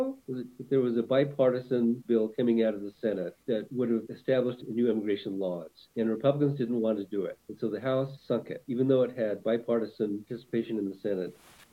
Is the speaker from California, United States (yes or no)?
yes; San Diego, California, United States; I grew up in around San Diego, which is right next to Mexico